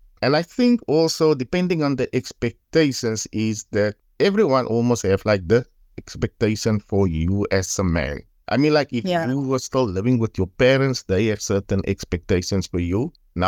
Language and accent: English; Paarl, Western Cape, South Africa; I am from Paul, area called Lantana.